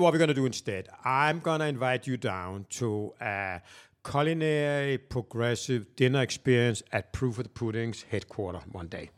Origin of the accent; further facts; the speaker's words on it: Copenhagen, Capital Region of Denmark, Denmark; moved away as an adult; now in Atlanta, United States; I am from Denmark, Copenhagen.